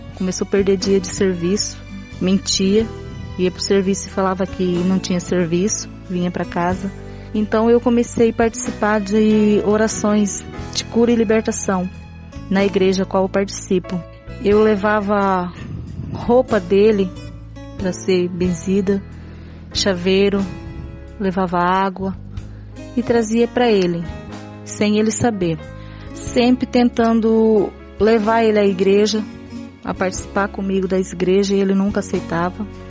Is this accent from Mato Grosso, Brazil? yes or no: yes; Nova Olímpia, Mato Grosso, Brazil; sou de Nova Olímpia, Mato Grosso